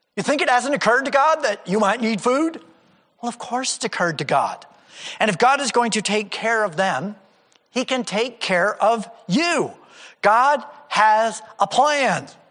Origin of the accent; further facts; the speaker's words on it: United States; I'm an American